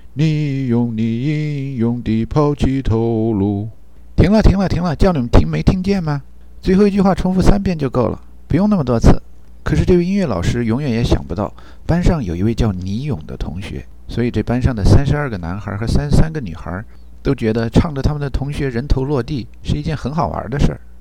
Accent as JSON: {"language": "Chinese", "region": "Guizhou", "country": "China", "moved": "yes", "said": "作为贵州人到外面混吧， 顺利的时候还行。 那不顺利的时候啊，迟早会有人说你黔驴技穷。 好像我们贵州老产驴似的"}